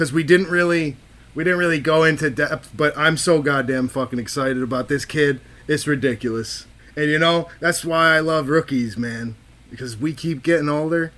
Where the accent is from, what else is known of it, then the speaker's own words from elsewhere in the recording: Rochester, New York, United States; now in Charlotte, United States; I'm from Rochester, New York